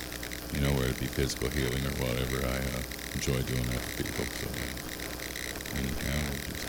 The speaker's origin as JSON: {"language": "English", "town": "Cheyenne", "region": "Wyoming", "country": "United States", "tie": "born or raised there", "said": "I was raised here in Cheyenne. Yeah, I'm a believer. I'm a minister, Bible college graduate."}